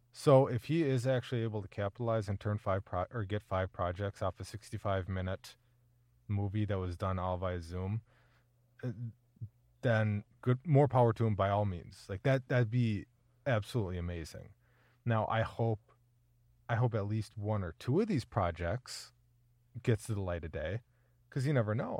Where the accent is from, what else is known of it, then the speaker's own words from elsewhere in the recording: Minnesota, United States; I'm a Minnesotan